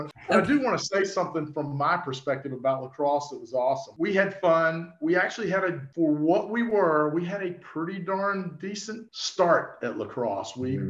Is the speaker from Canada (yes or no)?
no; Roanoke, Virginia, United States